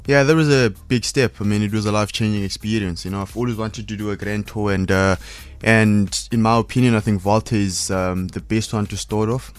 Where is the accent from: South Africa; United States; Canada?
South Africa; Cape Town, Western Cape; as a South African or African going out and racing in Europe